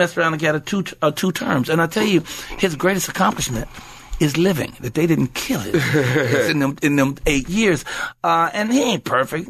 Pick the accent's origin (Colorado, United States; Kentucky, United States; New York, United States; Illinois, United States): Illinois, United States; Chicago; moved away; I'm just a brother from the hood, from the projects, you right know, on. And I'm from Chicago, Southside, Robert Taylor Home, 4352 South State Apartment 909, and it don't matter how many homes or places I live